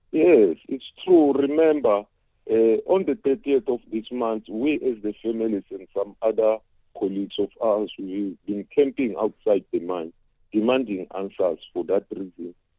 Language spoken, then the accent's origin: English; South Africa; as South African